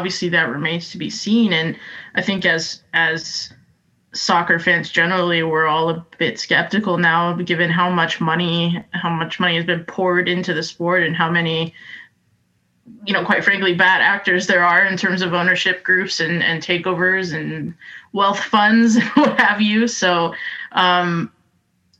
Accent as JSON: {"language": "English", "country": "United States", "said": "being an American"}